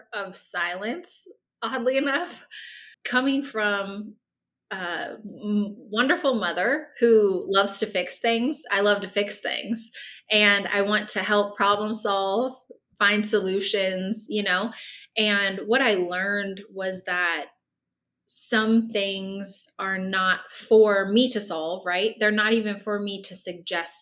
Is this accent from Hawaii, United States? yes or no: no; Nebraska, United States; moved away as an adult; also born or lived in Kansas / Baltimore, Maryland; Nebraska, where I grew up